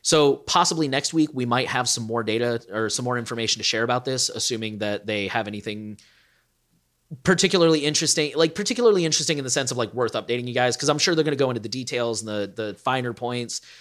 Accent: United States; as an American

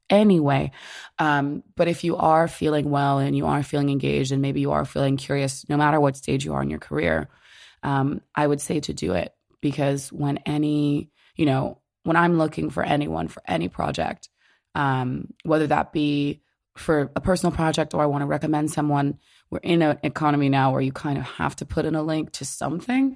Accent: Orange, New Jersey, United States; I grew up in Orange, New Jersey

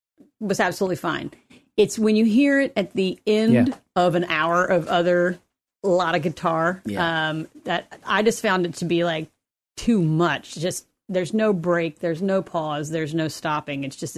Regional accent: Kentucky, United States; I am from Kentucky.

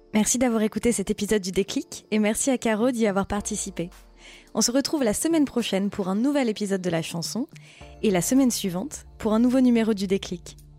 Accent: Lille, Hauts-de-France, France; Alors, je viens de Lille

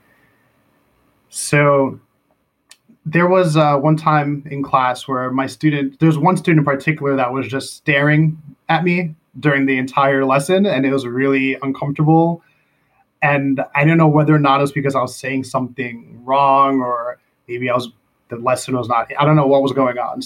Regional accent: United States; moved away as an adult; now in Korea; I'm American first

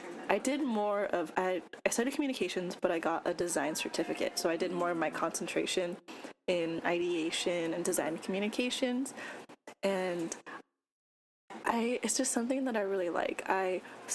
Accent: California, United States; moved away as an adult; now in Chicago, United States; I'm from California, and I came to Chicago when I went to college

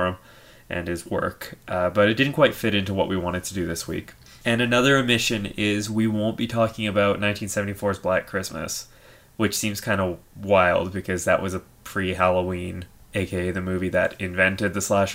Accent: Canada; us being Canadians

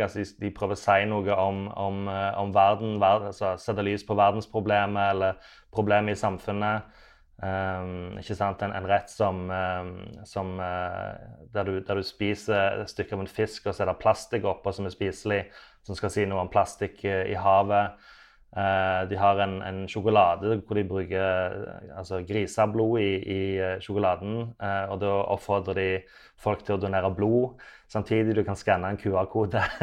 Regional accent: Sandnes, Rogaland, Norway; also born or lived in Oslo, Norway; now in Copenhagen, Denmark; jeg er fra Sandnes, men nå har jeg ikke bodd i Sandnes da på 18 år.

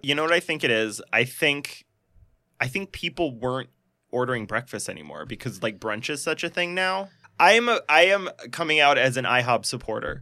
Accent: Montana, United States; I grew up in Montana.

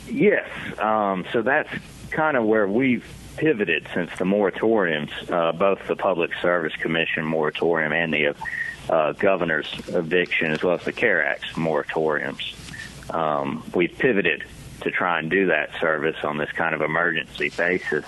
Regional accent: Hattiesburg, Mississippi, United States; I grew up in Hattiesburg, Mississippi, and then went to the University of Mississippi for undergrad, and then stuck around for law school

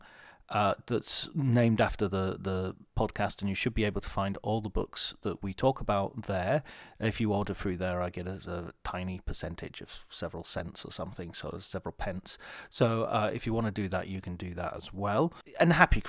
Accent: Cumbria, North West England, United Kingdom; moved away; also born or lived in Liverpool; I'm from Liverpool. Well, actually, I'm from Cumbria originally

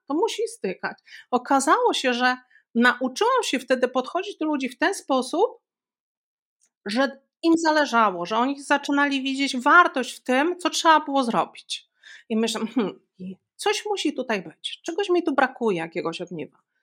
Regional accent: Białystok, Podlaskie Voivodeship, Poland; ja pochodzę z Białegostoku, Stoku

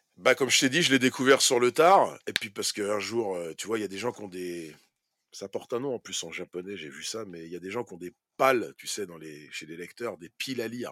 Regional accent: France; Pour nous, en tant que Français

